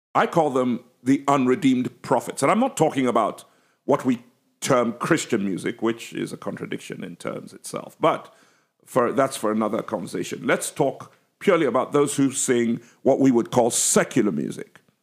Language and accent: English; England, United Kingdom; accent: English